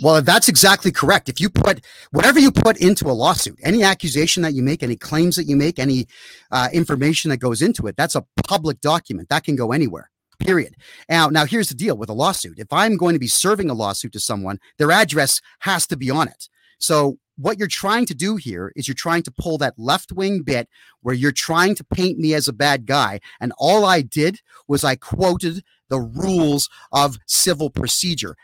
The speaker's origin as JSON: {"language": "English", "country": "Canada", "said": "my home country"}